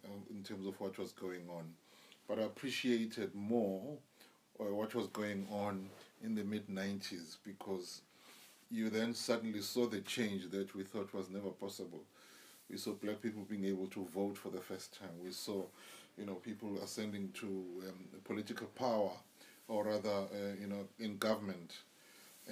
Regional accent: Durban, KwaZulu-Natal, South Africa; I grew up in Chesterville, Road 4

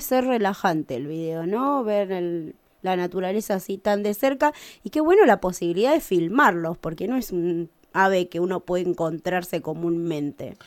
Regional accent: Luan Toro, La Pampa, Argentina; moved away; mi pueblo, a Mabel en Loantoro

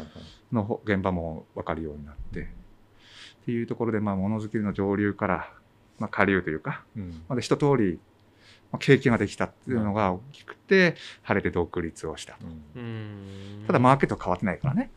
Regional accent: Shimotsuke, Tochigi, Japan; born or raised there; also born or lived in Tokyo

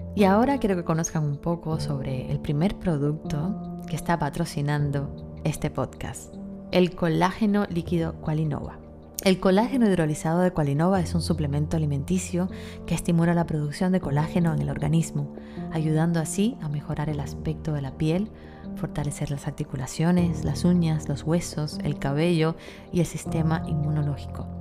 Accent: Cuba; yo, que soy cubana

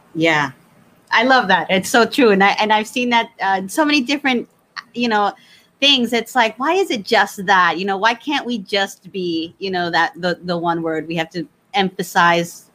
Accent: New Jersey, United States; I'm Puerto Rico. You know, we I, I was I grew up in New Jersey.

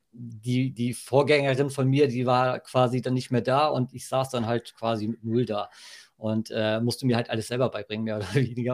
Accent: Hohenaspe, Schleswig-Holstein, Germany; also born or lived in Berlin / Denmark; komme ich hier aus dem Norden, aus dem Dorf Hohenaspel

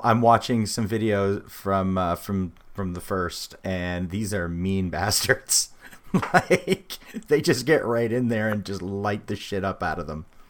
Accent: New Brunswick, New Jersey, United States; that's a shitty place, 'cause we're from New Brunswick.

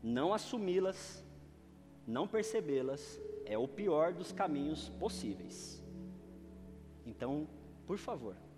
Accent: Northeast Region, Brazil; moved away

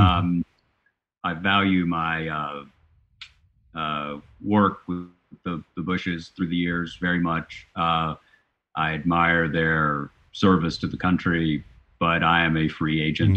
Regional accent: Chattanooga, Tennessee, United States; I was working for the Chattanooga Times, my hometown newspaper

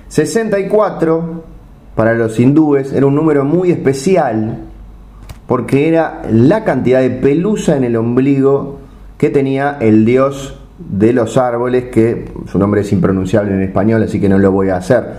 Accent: Argentina; soy un dibujante argentino

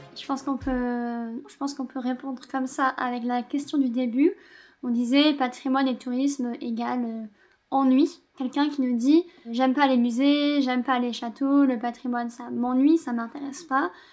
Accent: Gard, Occitania, France; now in Toulouse, France; moi j'habite à Toulouse, mais je viens du Gard

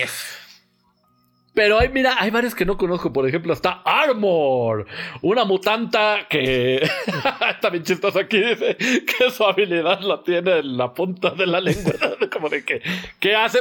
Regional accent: Mexico

